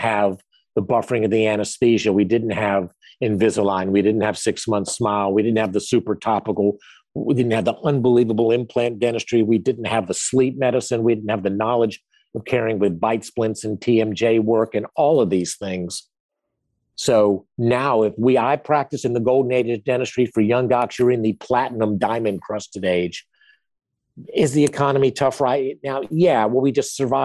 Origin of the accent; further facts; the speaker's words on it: Greensboro, North Carolina, United States; I chose to live in my hometown of Greensboro, North Carolina